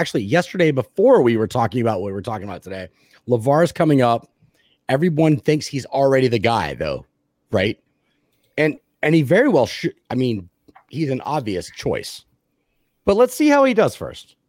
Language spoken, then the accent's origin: English; Texas, United States; I'm from Texas